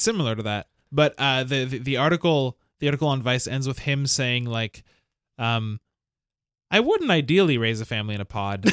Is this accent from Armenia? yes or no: no; Montreal, Quebec, Canada; the house that I grew up in is in Verdun